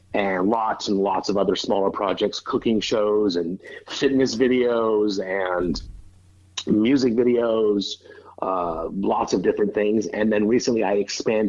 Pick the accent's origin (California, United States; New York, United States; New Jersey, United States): California, United States; Northern; moved away as an adult; now in Los Angeles, United States; I did theater in my hometown in Northern California. And then in the late 80s, I moved to Los Angeles to act